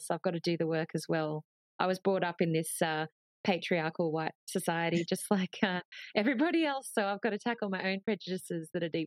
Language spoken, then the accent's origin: English; Australia; You know, we're really passionate about being Australian